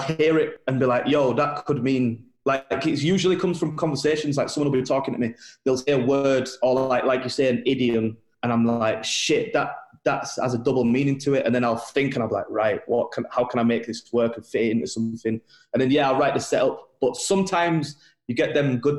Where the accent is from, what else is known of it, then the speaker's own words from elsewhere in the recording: Bradford, Yorkshire and the Humber, United Kingdom; I'm white and from Bradford